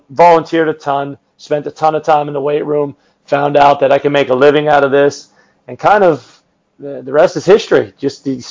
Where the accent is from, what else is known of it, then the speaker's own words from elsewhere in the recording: Northeast Pennsylvania, United States; now in Indiana, United States; I grew up in Northeast Pennsylvania